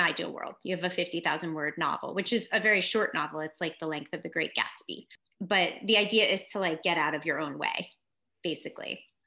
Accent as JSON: {"language": "English", "town": "New York City", "region": "New York", "country": "United States", "tie": "born or raised there", "also_born_or_lived": "California / Los Angeles", "moved": "as an adult", "said": "I grew up in Manhattan on the Upper West Side."}